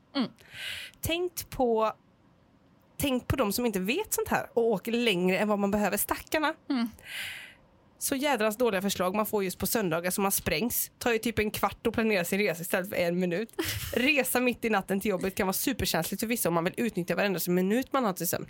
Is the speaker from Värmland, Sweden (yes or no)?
no; Gothenburg, Västra Götaland, Sweden; jag är från Göteborg